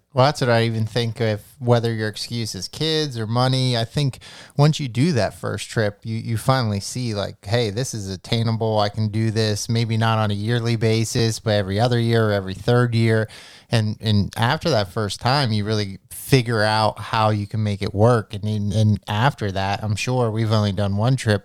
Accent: Pennsylvania, United States; we we're from Pennsylvania

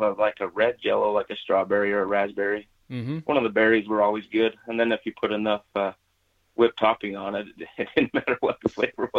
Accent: Utah, United States; I grew up in Southern Utah and I grew up fishing and hunting mule deer a lot as a young boy until I was about 10 or so.

